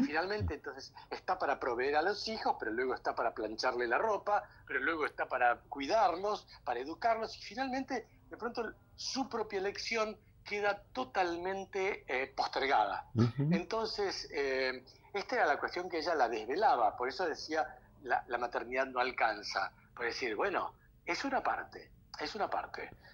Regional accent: Argentina; así somos nosotros los argentinos

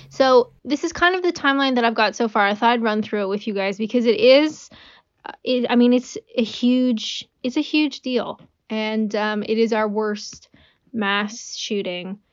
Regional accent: Canada; I'm Canadian

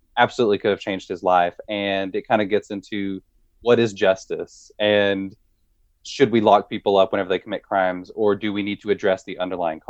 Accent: the South, United States; as a white person growing up in the South

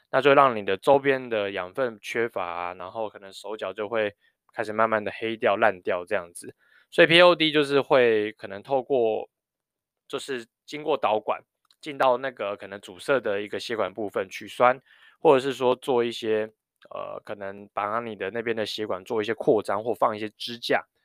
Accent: New Taipei, Taiwan; 我小时候在念高中的时候，我因为是在台北市读书，然后我家住新北市

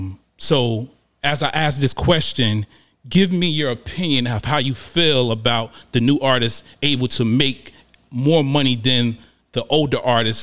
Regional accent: New York, United States; I'm originally from New York, New Jersey area.

